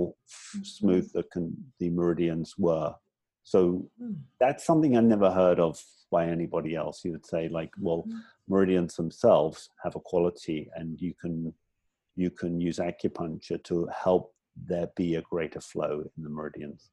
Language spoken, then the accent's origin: English; England, United Kingdom; moved away as an adult; also born or lived in Hong Kong; now in Thailand; I'm originally from England. I've been outside England since I was 24